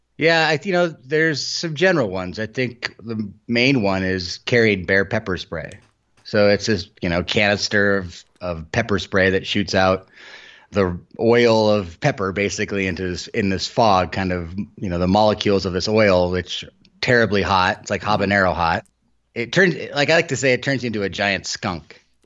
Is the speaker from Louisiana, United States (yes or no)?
no; Helena, Montana, United States; I grew up outside of Helena